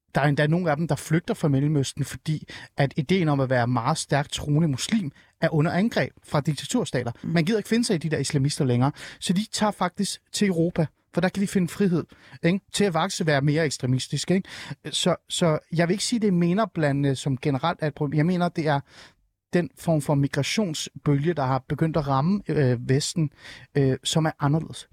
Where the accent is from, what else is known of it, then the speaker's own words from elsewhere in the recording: Rungsted, Capital Region of Denmark, Denmark; jeg er nemlig fra Rungsted og fra Nordsjælland